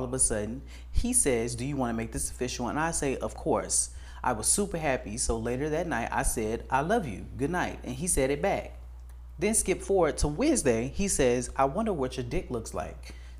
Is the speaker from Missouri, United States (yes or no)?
no; Atlanta, Georgia, United States; I'm from Atlanta, and I'm Mexican, and I'm also 20.